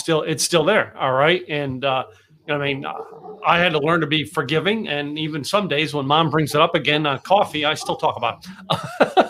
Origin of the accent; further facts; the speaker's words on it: the Poconos, Pennsylvania, United States; now in Texas, United States; I grew up in the Poconos.